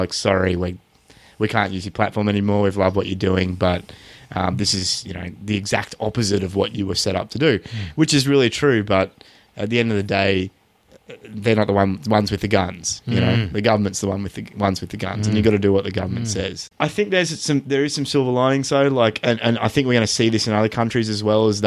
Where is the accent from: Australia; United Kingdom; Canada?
Australia; As an Australian, like we're here in Australia